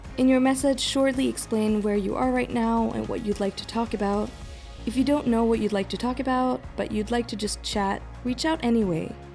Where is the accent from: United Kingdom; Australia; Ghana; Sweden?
Sweden; moved away; also born or lived in Taipei, Taiwan; I'm from Sweden, my family all being based in Stockholm.